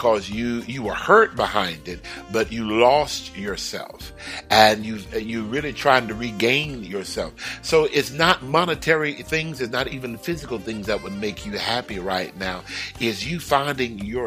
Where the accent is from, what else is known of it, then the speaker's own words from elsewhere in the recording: Houston, Texas, United States; also born or lived in California; now in Georgia, United States; that's my hometown.